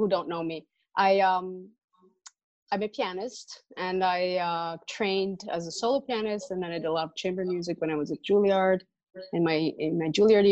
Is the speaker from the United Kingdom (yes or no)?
no; Italy; moved away as an adult; also born or lived in New York; growing up in Italy, my father, you know, is a big opera fan